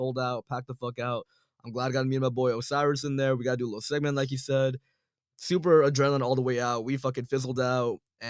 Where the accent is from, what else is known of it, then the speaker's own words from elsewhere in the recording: Santa Ana, California, United States; also born or lived in London / Milan; I come and hail from Santa Ana, Orange County, born and raised there. Basically, was there my whole life. Around when I was younger, though, I was out of the States for about a year and a half.